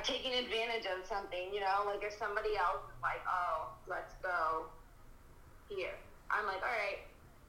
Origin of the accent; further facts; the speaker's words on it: Rochester, United States; now in Los Angeles, United States; I'm from Rochester.